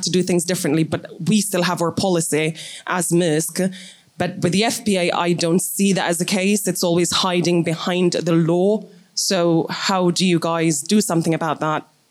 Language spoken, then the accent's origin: English; Jamaica; I'm from Jamaica